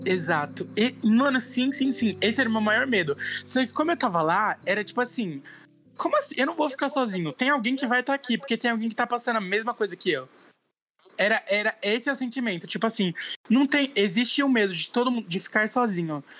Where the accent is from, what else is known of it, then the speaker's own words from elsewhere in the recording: Brazil; eu não fui o primeiro brasileiro que tava lá na casa